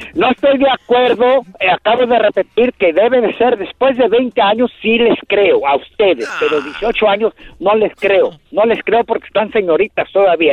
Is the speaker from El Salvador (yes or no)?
no; Tlaltizapán, Morelos, Mexico; now in Lakewood, United States; Soy de Tlaltizapán, Morelos, a donde fue la revolución de Emiliano Zapata